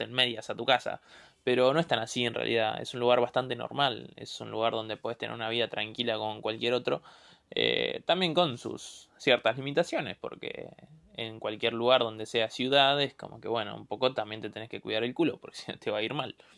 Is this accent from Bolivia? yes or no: no; Monte Grande, Buenos Aires Province, Argentina; also born or lived in Avellaneda / Ezeiza; Soy del conurbano, eh, nací en Avellaneda, pero viví toda mi vida en Monte Grande y en Ezeiza